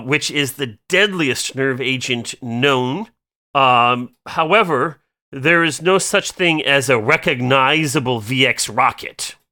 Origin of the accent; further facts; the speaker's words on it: Iowa, United States; I'm from Iowa